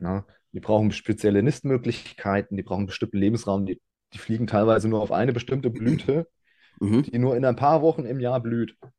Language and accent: German; Ingelheim, Rhineland-Palatinate, Germany; Ich komme aus, äh, dem schönen Ingelheim. Das ist, ja, zwanzig Fahrminuten von Mainz entfernt, im, im schönen Rheinhessen.